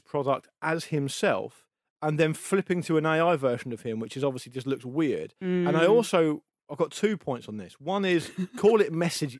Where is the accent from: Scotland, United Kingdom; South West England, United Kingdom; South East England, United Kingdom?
South East England, United Kingdom; the South Coast; I grew up on the South Coast. It's windy all the time.